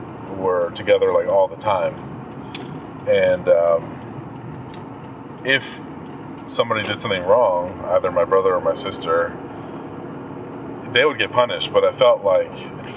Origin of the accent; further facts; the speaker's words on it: Washington, District of Columbia, United States; moved away as an adult; also born or lived in Maryland; Born and raised in the D.C. area